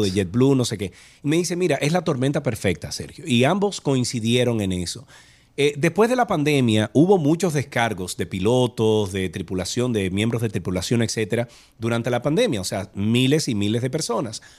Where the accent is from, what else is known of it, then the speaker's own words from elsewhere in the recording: Santiago de los Caballeros, Santiago, Dominican Republic; Yo soy de Santiago